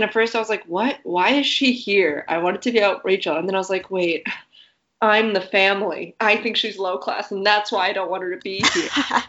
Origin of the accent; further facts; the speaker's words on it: Bay Area, California, United States; I grew up in the Bay Area where a decent amount of people were Asian